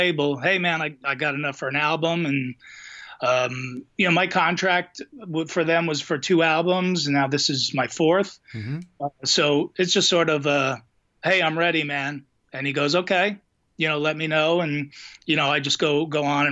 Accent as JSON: {"language": "English", "region": "New Jersey", "country": "United States", "said": "we're two idiots from New Jersey."}